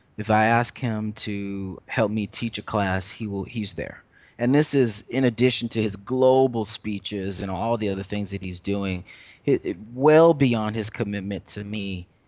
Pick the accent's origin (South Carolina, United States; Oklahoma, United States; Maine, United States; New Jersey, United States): South Carolina, United States; Lexington; moved away as an adult; now in Brooklyn, United States; growing up in Lexington South Carolina